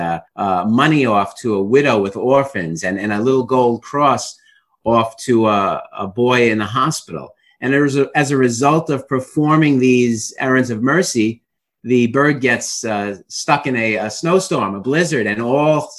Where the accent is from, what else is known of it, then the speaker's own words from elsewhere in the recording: New York City, New York, United States; I'm from Brooklyn, New York, as any of your listeners or viewers could tell from my accent immediately. But yes, I grew up in Brooklyn, New York